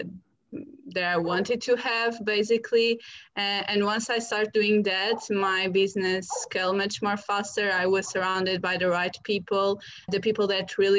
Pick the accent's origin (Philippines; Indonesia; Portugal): Portugal; moved away as an adult; now in London, United Kingdom; I'm originally from Portugal